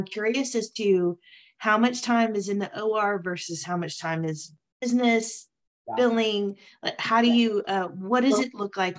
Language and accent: English; Texas, United States; moved away as an adult; now in East Tennessee, United States; I am a Texas girl. Lived in Texas for the majority of my life unless the military took me other places. And so just did a huge leap of faith to East Tennessee in November.